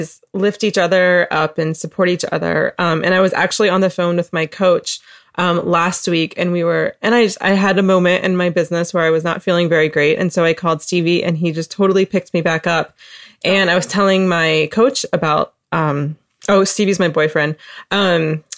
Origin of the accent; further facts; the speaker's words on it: Asheville, North Carolina, United States; also born or lived in Wilmington, North Carolina; I'm from Asheville, but I lived in Wilmington for a year